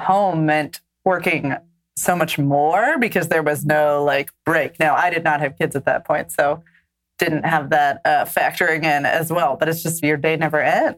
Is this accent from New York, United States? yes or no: no; Northwest Indiana, United States; I grew up in Northwest Indiana